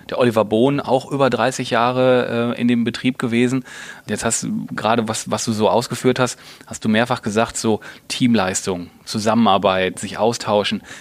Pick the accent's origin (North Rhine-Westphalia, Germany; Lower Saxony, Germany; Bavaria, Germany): North Rhine-Westphalia, Germany; du bist ja gebürtig aus Bottrop, also aus dem Ruhrgebiet, ist ja auch meine Heimat, deswegen freut mich das umso mehr